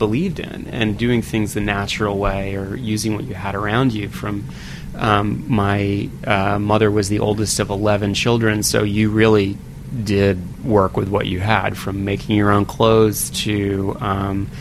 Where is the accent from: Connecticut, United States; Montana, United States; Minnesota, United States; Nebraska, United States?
Connecticut, United States; Woodbury; also born or lived in Waterbury, Connecticut; now in New York City, United States; I was born in Connecticut, in northwestern Connecticut, Waterbury, which is very close to the town I grew up in, Woodbury, Connecticut.